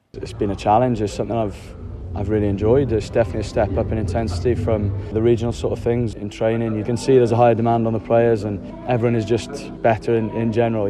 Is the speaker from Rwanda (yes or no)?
no; Wales, United Kingdom